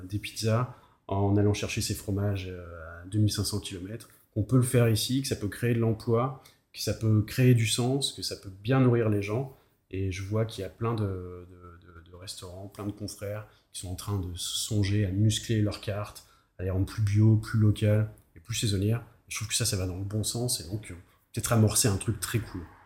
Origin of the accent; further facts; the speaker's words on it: Périgord, Nouvelle-Aquitaine, France; now in Nantes, France; je viens du, du, du Périgord